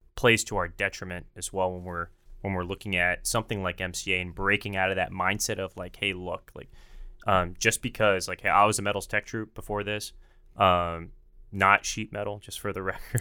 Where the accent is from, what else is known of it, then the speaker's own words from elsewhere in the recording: Dallas, Texas, United States; I'm from Dallas